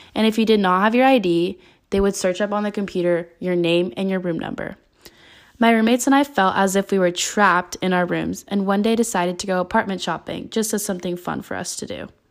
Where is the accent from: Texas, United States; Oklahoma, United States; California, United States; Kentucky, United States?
California, United States; Northern; moved away as an adult; now in Tempe, United States; I am originally from Northern California and decided to move to Arizona to further my education